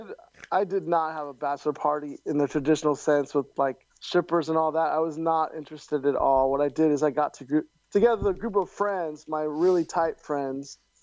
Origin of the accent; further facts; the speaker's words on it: San Francisco, California, United States; I'm from San Francisco